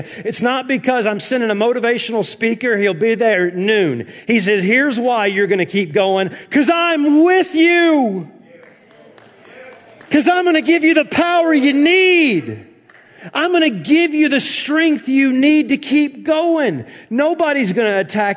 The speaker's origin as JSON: {"language": "English", "region": "the South", "country": "United States", "tie": "born or raised there", "said": "when I was growing up in the South"}